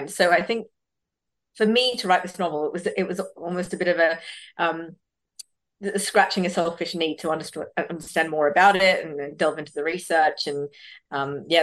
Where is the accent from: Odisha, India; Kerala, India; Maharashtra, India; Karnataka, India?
Karnataka, India; Bangalore; born there; which is where I was born in Bangalore, South India.